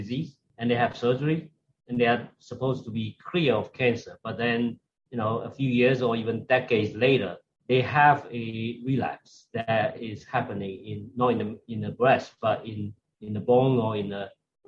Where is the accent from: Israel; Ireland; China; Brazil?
China; moved away as an adult; also born or lived in Shanghai; now in United States; I came originally from China